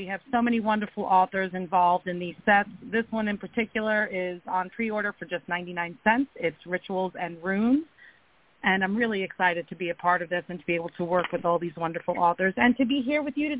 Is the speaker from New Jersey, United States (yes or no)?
yes; New Jersey, United States; I write paranormal romance and urban fantasy. I'm from New Jersey.